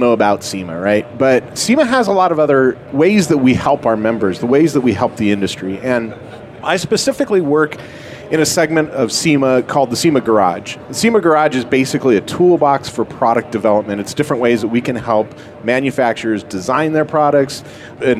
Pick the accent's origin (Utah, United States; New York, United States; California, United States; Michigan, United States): California, United States; I grew up in California